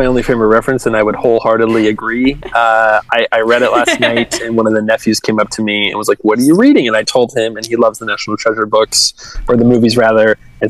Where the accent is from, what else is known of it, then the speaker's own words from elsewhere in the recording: California, United States; Oh, so I I'm from California